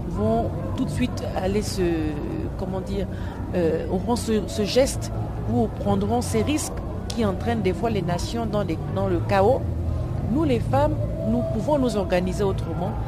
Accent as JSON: {"language": "French", "country": "Gabon", "said": "Nous, nous sommes des francophones. On est venu du Gabon"}